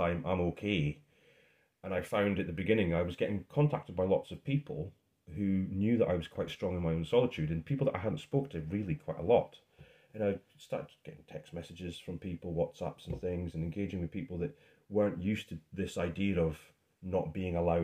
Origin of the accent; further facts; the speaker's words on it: Scotland, United Kingdom; being Scottish